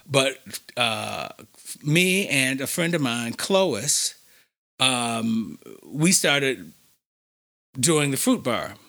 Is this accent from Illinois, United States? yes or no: yes; Chicago, Illinois, United States; born and bred on the West Side